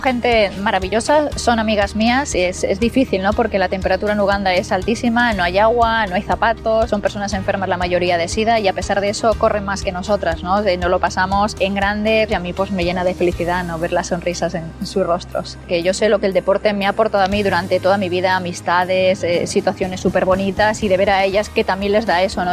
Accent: Onda, Valencian Community, Spain; jugando a fútbol por las calles de, de Onda y mi pueblo

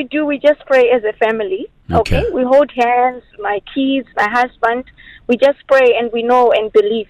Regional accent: Zimbabwe; now in United Arab Emirates; Yes, I'm from Zimbabwe.

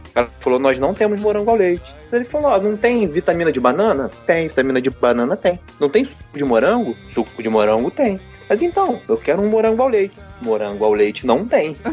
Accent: Rio de Janeiro, Brazil; Aqui no Rio eu moro no BNH, que é uma coab aí de São Paulo, foi onde eu fui criado.

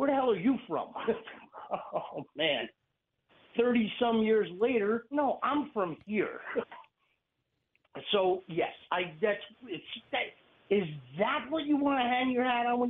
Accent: New Jersey, United States; moved away as an adult; now in Pennsylvania, United States; I call myself the Jersey Devil. I was born there. I lived there until I was 26

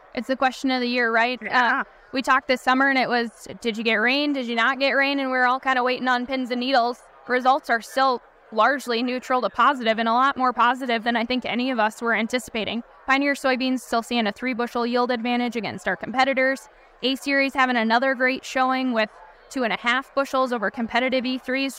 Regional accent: Wisconsin, United States; I come from Wisconsin

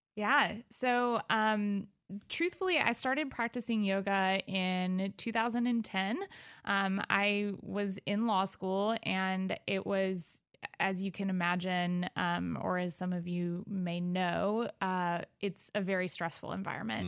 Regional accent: Arthur, Illinois, United States; also born or lived in Evansville, Indiana / Baton Rouge, Louisiana; now in Decatur, United States; I grew up in Arthur, Illinois, um, which is about thirty minutes outside of Decatur

